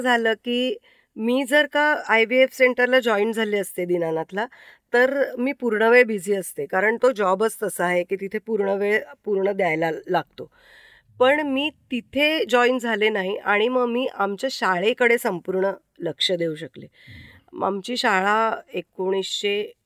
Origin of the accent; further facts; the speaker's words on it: Mumbai, Maharashtra, India; moved away as an adult; now in Shendurni, India; माझं माहेर दादरचं भवानी शंकर रोड वरचं गोखलेवाडीतलं ते वीस दारं असलेलं एक कुटुंब अशी ती चाळ होती